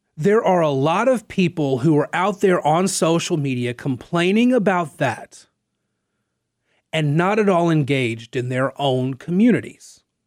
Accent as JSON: {"language": "English", "region": "North Central Louisiana", "country": "United States", "moved": "yes", "lives_now": "Lafayette, United States", "said": "I'm not from here. I'm from North, or, well, North Central, Louisiana."}